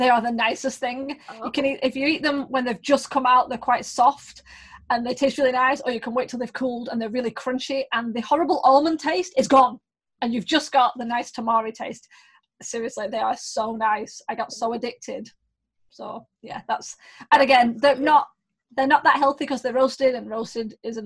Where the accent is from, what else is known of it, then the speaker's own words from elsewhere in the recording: United Kingdom; I'm British